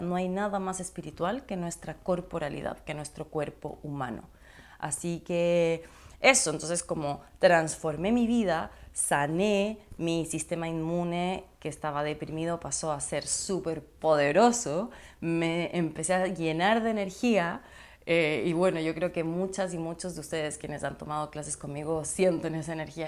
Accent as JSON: {"language": "Spanish", "country": "Ecuador", "tie": "born or raised there", "also_born_or_lived": "Chile", "said": "yo soy ecuatoriana chilena, de papá chileno, mamá ecuatoriana. Nací en Ecuador"}